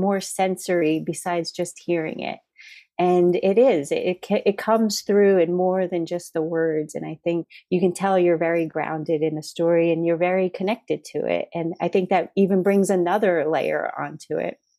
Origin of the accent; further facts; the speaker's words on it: Massachusetts, United States; moved away; We were both originally from Massachusetts